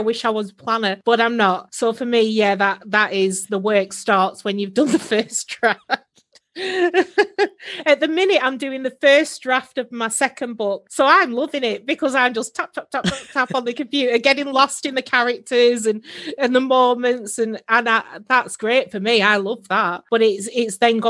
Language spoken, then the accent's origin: English; Preston, North West England, United Kingdom; now in Northumberland, United Kingdom; I live in Northumberland now, but I'm from Preston